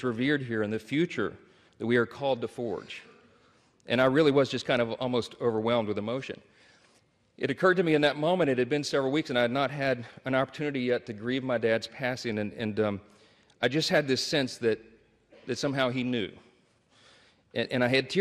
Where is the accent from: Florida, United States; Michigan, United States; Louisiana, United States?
Louisiana, United States; Shreveport; my hometown of Shreveport, Louisiana, a little town in northwest Louisiana